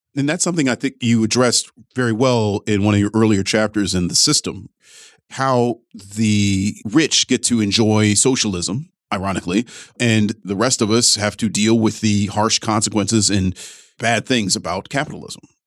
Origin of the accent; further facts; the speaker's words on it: Ohio's 11th district, United States; my hometown district, Ohio's 11th